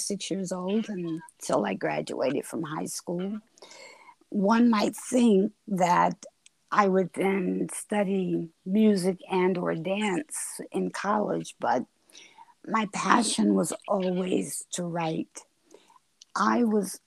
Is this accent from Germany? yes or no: no; Augusta, Georgia, United States; also born or lived in New York; I was born in Augusta, Georgia. And I spent really the first 12, 13 years of my life going back and forth between Augusta and New York